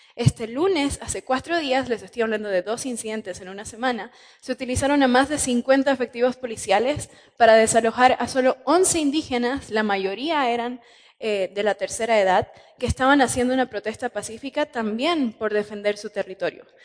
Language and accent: Spanish; Sucre, Chuquisaca, Bolivia; Sucre, la capital de Bolivia, donde yo nací